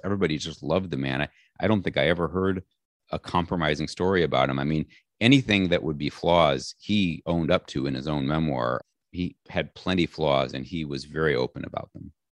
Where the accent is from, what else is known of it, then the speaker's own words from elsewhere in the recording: Chicago, Illinois, United States; I was born in Chicago in a neighborhood called South Shore, which is kind of the next door neighborhood to Hyde Park